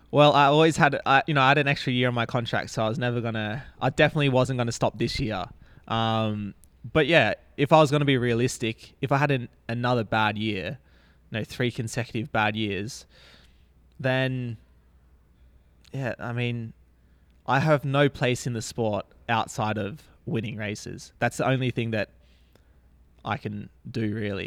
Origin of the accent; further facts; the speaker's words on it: Australia; being an Australian